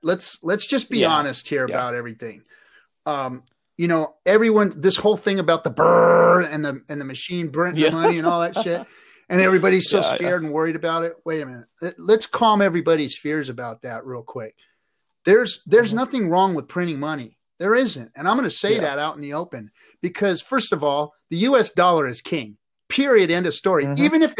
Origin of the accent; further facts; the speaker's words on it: Los Angeles, California, United States; also born or lived in Inglewood / Norwalk; I grew up in the streets, bro. I'm from LA, and I grew up in Inglewood and Norwalk, and I grew up in the ghettos, joined the Marine Corps to get away from the ghettos.